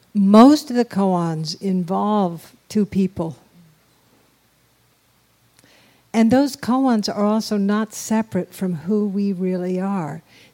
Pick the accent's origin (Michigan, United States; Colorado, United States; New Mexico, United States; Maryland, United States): New Mexico, United States; We're from New Mexico